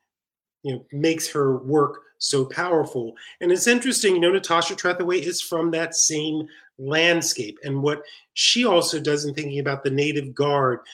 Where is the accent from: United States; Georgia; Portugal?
United States; the South; also born or lived in Cambridge, Massachusetts; a Southerner who's spending time in the Northeast